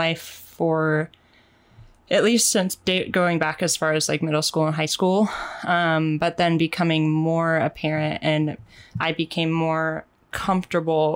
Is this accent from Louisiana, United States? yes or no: no; Portland, Oregon, United States; also born or lived in Wisconsin; I was raised in the Portland area as well.